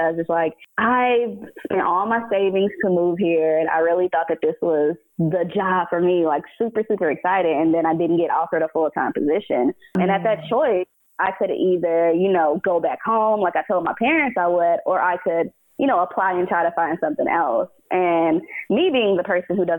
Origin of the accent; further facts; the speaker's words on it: Nashville, Tennessee, United States; moved away as an adult; now in New York, United States; growing up in Nashville